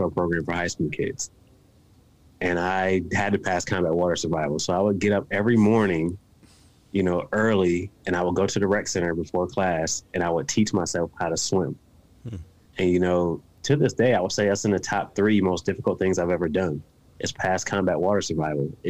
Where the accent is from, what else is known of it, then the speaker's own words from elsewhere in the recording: Buffalo, New York, United States; now in West Virginia, United States; I'm from a rough area and on the east side of Buffalo, New York.